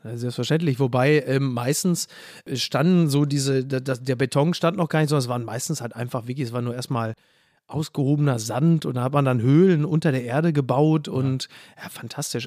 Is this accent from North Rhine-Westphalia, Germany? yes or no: yes; Castrop-Rauxel, North Rhine-Westphalia, Germany; now in Hamburg, Germany; Henrichenburg, wo ich herkomme, ist ja dann nochmal so in den Outs, ist ja eher so das Münsterland, das kleine Münsterland ja. rund um Castrop-Rauxel